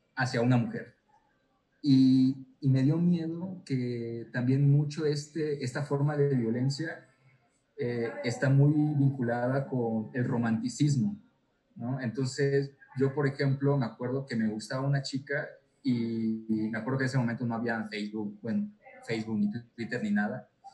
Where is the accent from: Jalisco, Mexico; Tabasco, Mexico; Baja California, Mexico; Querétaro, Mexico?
Tabasco, Mexico; soy tabasqueño